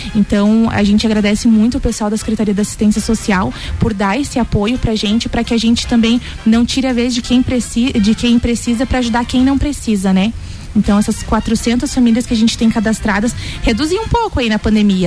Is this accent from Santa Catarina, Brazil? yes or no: yes; Joinville, Santa Catarina, Brazil; moved away as an adult; now in Lages, Brazil; faz sete anos que eu me mudei aqui para Laje, sou natural de Joinville